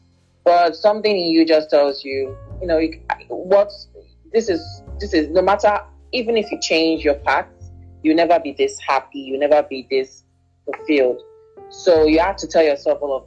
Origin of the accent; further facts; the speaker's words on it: Nigeria; what I love about being Nigerian